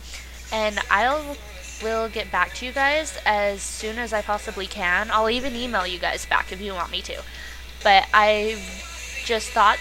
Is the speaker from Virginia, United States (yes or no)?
no; right outside of Zion, Utah, United States; I grew up right outside of Zion too